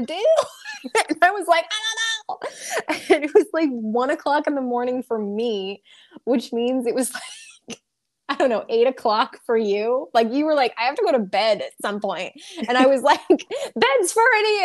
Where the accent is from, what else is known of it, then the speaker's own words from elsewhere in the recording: New England, United States; I came over here from New England